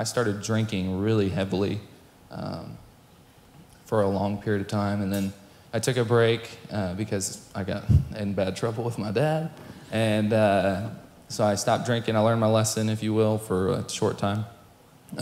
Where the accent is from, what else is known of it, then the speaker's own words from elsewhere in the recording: Ovilla, Texas, United States; also born or lived in Boston, Massachusetts / Knoxville, Tennessee / Midlothian, Texas / Waxahachie, Texas; growing up in this area, I went to Midlothian all through school from 2nd grade to graduation. I lived in Waxahachie for a while, and then I lived in Ovilla for a long time.